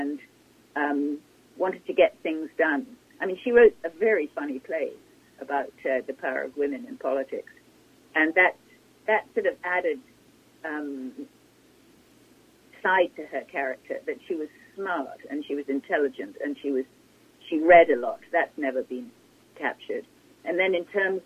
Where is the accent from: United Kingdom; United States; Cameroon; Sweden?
United Kingdom; England; moved away as an adult; I come from England, and when I first arrived here